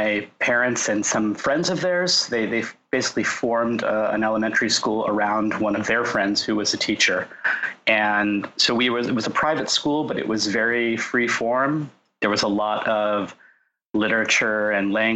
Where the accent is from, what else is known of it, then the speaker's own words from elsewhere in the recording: Orange County, Southern California, United States; also born or lived in Los Angeles, California / San Diego, California; I grew up in Southern California, in Orange County